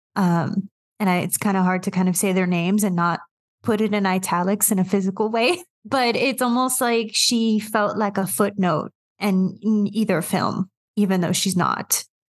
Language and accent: English; New York, United States; based in New York. Um, kind of been in New York the whole time